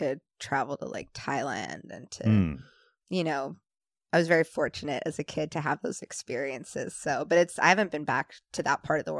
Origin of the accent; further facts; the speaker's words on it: England, United Kingdom; also born or lived in New Jersey / Singapore; So, I was born in New Jersey, but moved all the time when I was a kid. Was in Singapore and England